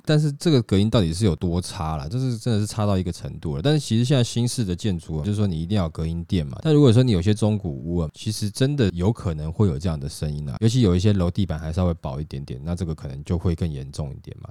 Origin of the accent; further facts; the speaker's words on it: Taiwan; 因为台积电毕竟还是我们台湾人的骄傲了